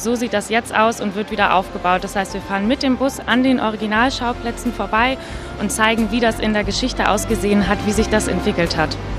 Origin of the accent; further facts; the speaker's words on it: Hamburg, Germany; moved away as an adult; now in Berlin, Germany; Ich komme aus Hamburg ursprünglich, habe hier studiert, Kulturwissenschaften.